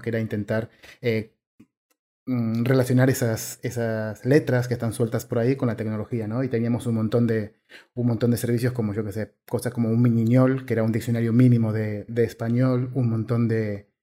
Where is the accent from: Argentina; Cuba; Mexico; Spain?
Argentina; siendo argentino